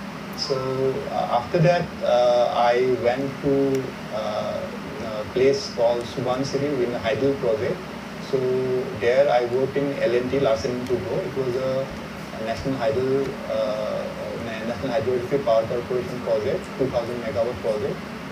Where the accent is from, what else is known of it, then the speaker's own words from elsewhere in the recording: Guwahati, Assam, India; moved away as an adult; also born or lived in Dhanbad / Chhattisgarh / Nagpur / Odisha; I am born and brought up in Guwahati.